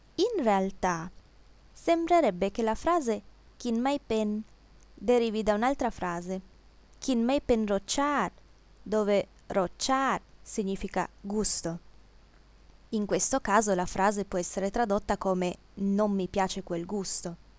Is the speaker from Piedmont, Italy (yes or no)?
yes; Piedmont, Italy; moved away; also born or lived in Thailand; Dalle mie parti, in Piemonte